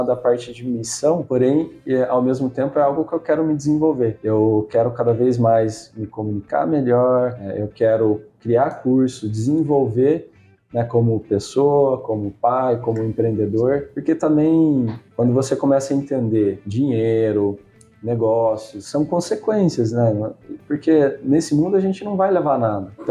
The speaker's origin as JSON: {"language": "Portuguese", "town": "Campinas", "region": "São Paulo", "country": "Brazil", "tie": "born there", "also_born_or_lived": "Paraná", "said": "meus pais são paranaenses. Eu nasci em Campinas, né? 9 anos de idade eu vendi sorvete na rua lá no Paraná. A gente morou cinco anos lá, nasci aqui, a gente voltou."}